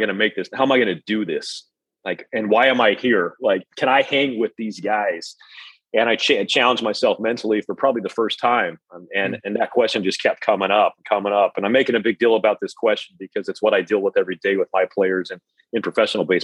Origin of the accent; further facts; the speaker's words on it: Salt Lake City, Utah, United States; moved away as an adult; also born or lived in Wichita, Kansas; I grew up in Salt Lake City, Utah